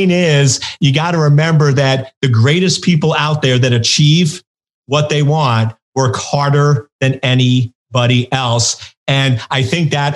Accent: New York, United States; I grew up in New York

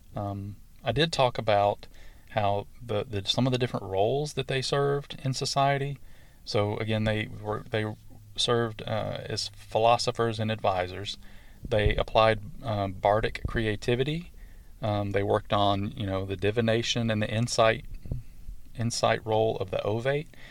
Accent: the South, United States; accent: southern; my southern accent and my southern twang

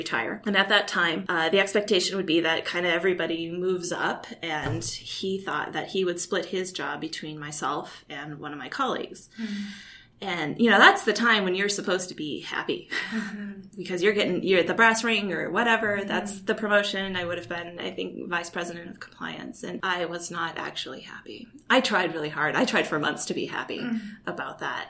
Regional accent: Kalispell, Montana, United States; moved away as an adult; also born or lived in Indiana / Vienna / New York; I grew up in Kalispell, Montana

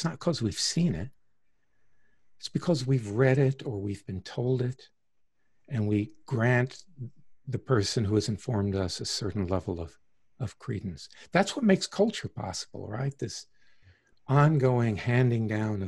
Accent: Deep South, United States; I grew up in the Deep South in the 50s and 60s, tail end of the Jim Crow era

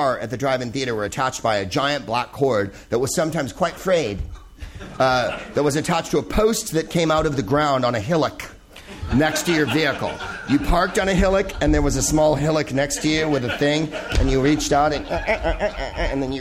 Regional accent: Wales, United Kingdom; I'm originally from Wales

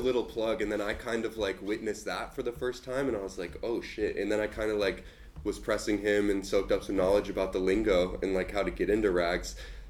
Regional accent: Las Vegas, Nevada, United States; moved away as an adult; also born or lived in Los Angeles; now in Canada; I was born and raised in Las Vegas

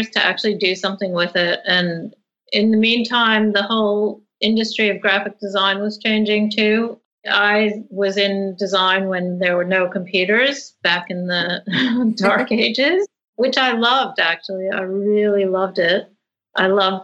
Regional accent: outside of New York, East Coast of America, United States; moved away as an adult; also born or lived in Rhode Island; now in Sydney, Australia; I grew up in the East Coast of America, outside of New York

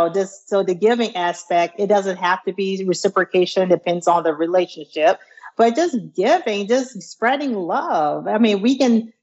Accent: near Charleston, South Carolina, United States; moved away; We are from South Carolina, a place near near Charleston, South Carolina. So we're a good country folks.

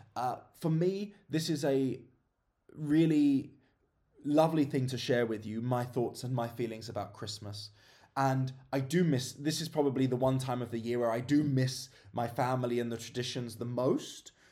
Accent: England, United Kingdom; moved away as an adult; I've been away from my home country of England for a fair few years now.

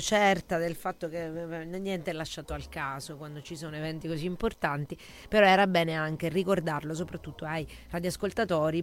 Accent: Sicily, Italy; dalle nostre parti siciliane

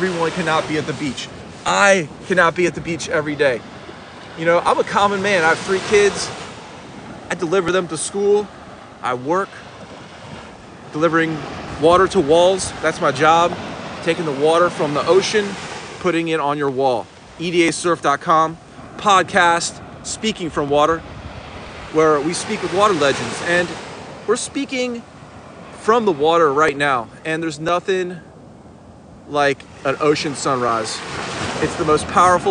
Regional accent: Washington, District of Columbia, United States; moved away as an adult; now in Wilmington, United States; I'm from Washington, D.C. originally. Yes, guys, Washington, D.C. I grew up there

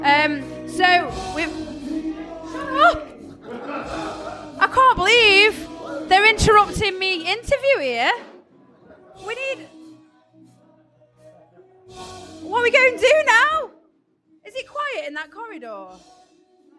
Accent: Stoke-on-Trent, West Midlands, United Kingdom; So obviously I'm from Stoke.

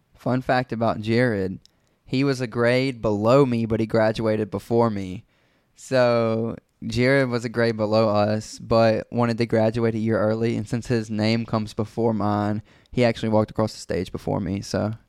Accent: Brandon, Mississippi, United States; born or raised there

